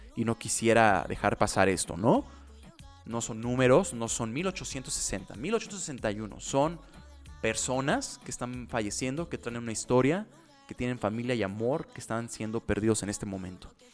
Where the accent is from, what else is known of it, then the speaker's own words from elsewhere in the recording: Mexico; Soy mexicano